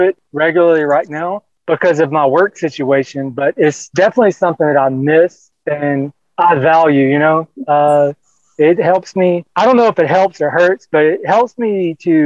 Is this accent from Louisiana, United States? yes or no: yes; Louisiana, United States; I grew up in Louisiana.